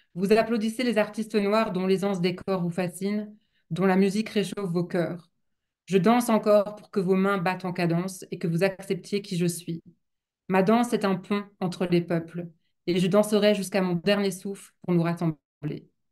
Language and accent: French; the banks of the Loire, Pays de la Loire, France; Rochefort sur Loire, donc sur les bords de Loire, là d'où je viens